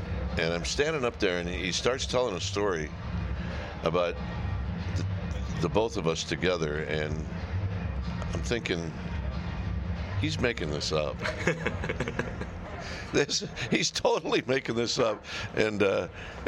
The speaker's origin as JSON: {"language": "English", "region": "Midwest", "country": "United States", "said": "I was a Midwest guy"}